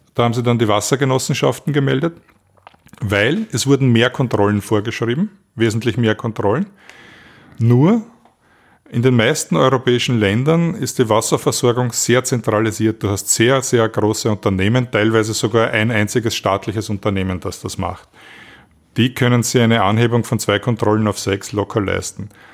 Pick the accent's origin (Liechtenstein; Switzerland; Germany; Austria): Austria; als Österreicher